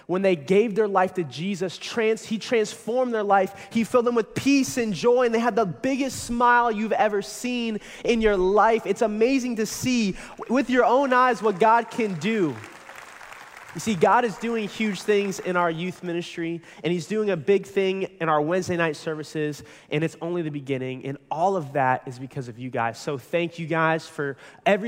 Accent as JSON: {"language": "English", "area": "Pinellas County", "region": "Florida", "country": "United States", "tie": "born or raised there", "said": "I was born and raised right here in Pinellas County"}